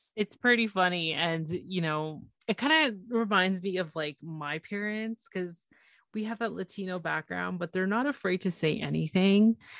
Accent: Toronto, Ontario, Canada; it's Toronto, it's my, it's my hometown.

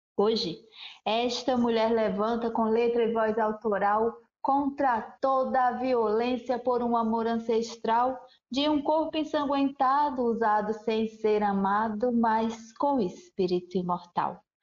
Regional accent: Brazil; Eu sou Tabajara

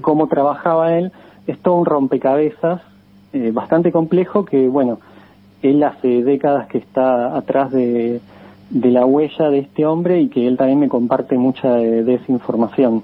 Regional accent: Buenos Aires, Argentina; Como porteño

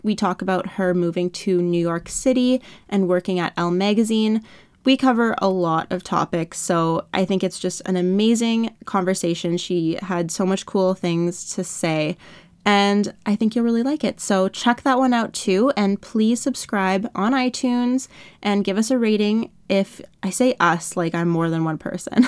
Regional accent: Canada; I'm from Canada

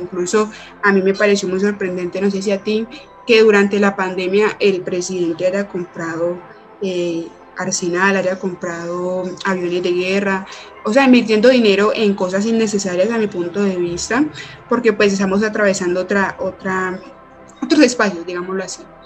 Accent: Cali, Valle del Cauca, Colombia; soy caleña, mujer y tras de eso pues vivo como en un sector aledaño

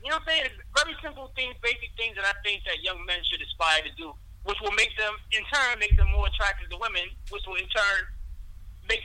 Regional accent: New York City, New York, United States; also born or lived in Westchester, New York; originally born and raised in the Bronx. I now currently live in Westchester.

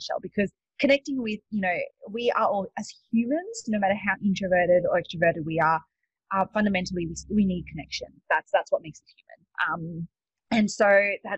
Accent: Australia; moved away as an adult; also born or lived in Sydney; now in United States; you can probably tell from my accent, I'm not actually from the States. I'm from Australia.

